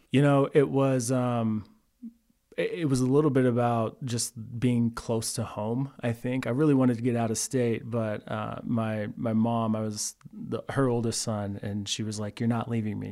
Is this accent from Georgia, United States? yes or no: no; Texas, United States; moved away as an adult; also born or lived in Pflugerville, Texas / Cameron, Texas / Waco, Texas; now in Colorado, United States; I'm a Texas boy, born and raised